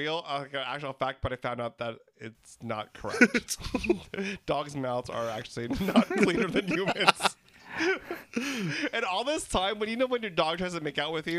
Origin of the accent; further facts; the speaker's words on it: Philippines; And yes, I got pulled over for being Filipino.